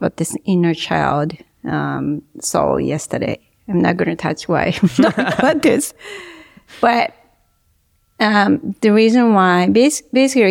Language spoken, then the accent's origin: English; Japan; I grew up in Japan